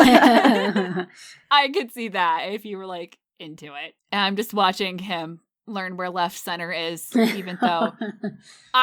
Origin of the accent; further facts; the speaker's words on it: Fairfield County, Connecticut, United States; I grew up in Fairfield County, Connecticut